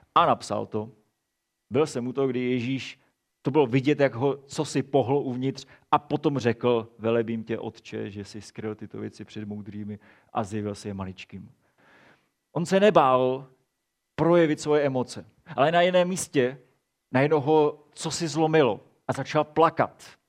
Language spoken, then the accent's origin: Czech; Czechia; my jako Češi jsme velmi emocionální národ.